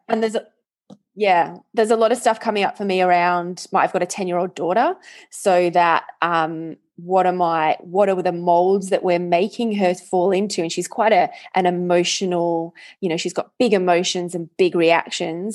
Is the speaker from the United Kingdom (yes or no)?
yes; England, United Kingdom; moved away; I grew up in England